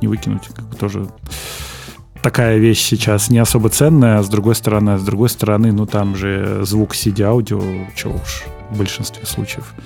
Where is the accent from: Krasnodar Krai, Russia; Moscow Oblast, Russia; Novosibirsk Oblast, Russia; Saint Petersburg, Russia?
Moscow Oblast, Russia; moved away as an adult; now in Moscow, Russia; я из Подмосковья, я живу в квартире в Москве съемной, да, а, вот, иногда езжу домой к маме в гости